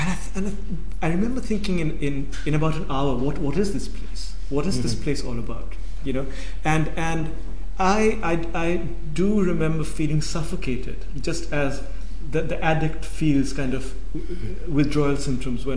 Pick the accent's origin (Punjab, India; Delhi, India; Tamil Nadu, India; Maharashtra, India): Maharashtra, India; Mumbai; moved away; also born or lived in Calcutta / London; I was born in Calcutta, but I grew up in Bombay.